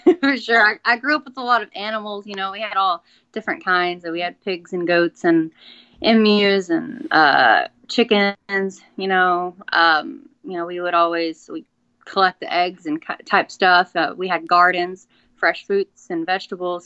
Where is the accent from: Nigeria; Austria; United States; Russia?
United States; Atlanta, Texas; accent: country; moved away as an adult; also born or lived in Shreveport, Louisiana; I grew up in uh, Atlanta, Texas. It's like um, God, I sound a country